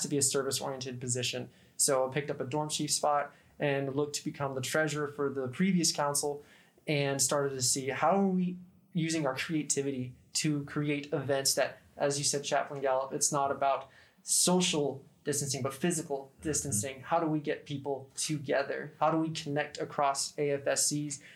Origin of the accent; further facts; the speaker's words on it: Idaho, United States; moved away as an adult; now in Barksdale Air Force Base, United States; I'm from Idaho